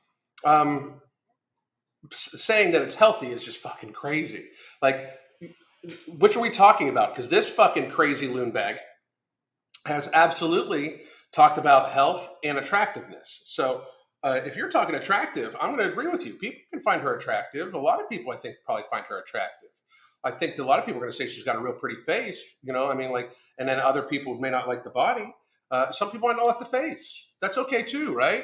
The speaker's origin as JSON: {"language": "English", "country": "United States"}